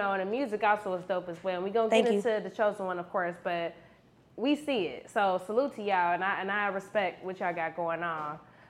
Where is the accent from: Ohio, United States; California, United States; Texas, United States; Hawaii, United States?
Ohio, United States; Cincinnati; I'm from Cincinnati, Ohio.